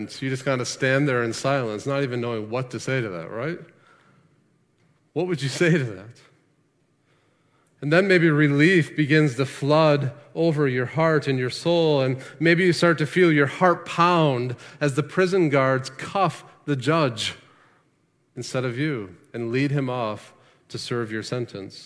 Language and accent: English; United States; as Americans